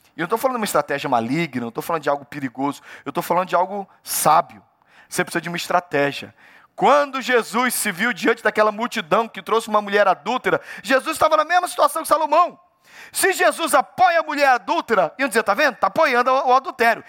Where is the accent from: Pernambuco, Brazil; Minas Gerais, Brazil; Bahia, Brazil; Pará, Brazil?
Pará, Brazil; eu sou do Pará